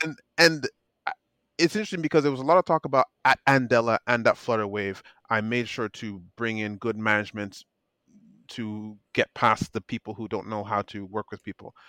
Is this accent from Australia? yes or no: no; Nigeria; me being a Nigerian